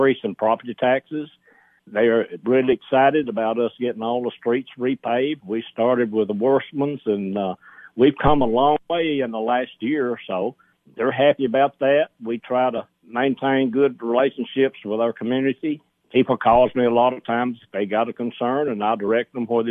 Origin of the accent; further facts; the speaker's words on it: Sparta, Tennessee, United States; I love my hometown. I was born and raised here